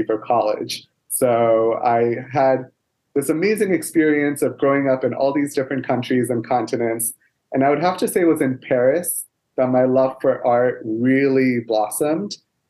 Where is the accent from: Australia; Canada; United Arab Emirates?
United Arab Emirates; Dubai; also born or lived in Kolkata, India; I was born in India in a city called Kolkata, which is where my family comes from in the northeastern part of India. However, I never lived in India. So my dad was already working in Dubai as a computer programmer, and he married my mom and they raised me in Dubai for the first 7 years